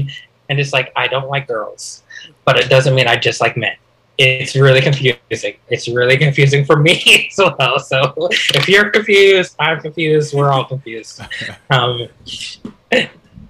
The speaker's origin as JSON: {"language": "English", "town": "Highland", "region": "Utah", "country": "United States", "tie": "born or raised there", "moved": "yes", "said": "I'm originally from Highland, Utah. I lived there for half my life."}